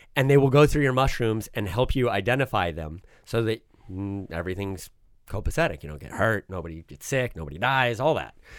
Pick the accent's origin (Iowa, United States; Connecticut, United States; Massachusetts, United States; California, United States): California, United States; Southern; also born or lived in Switzerland; I grew up in Southern California